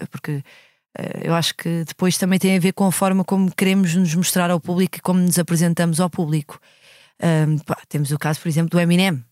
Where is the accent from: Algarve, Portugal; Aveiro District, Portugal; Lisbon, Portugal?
Lisbon, Portugal; o prédio onde eu cresci